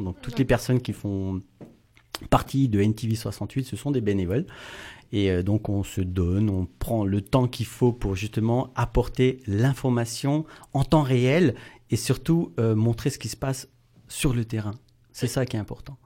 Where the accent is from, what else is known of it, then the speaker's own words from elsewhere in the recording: Wittenheim, Grand Est, France; Je suis de Wittenheim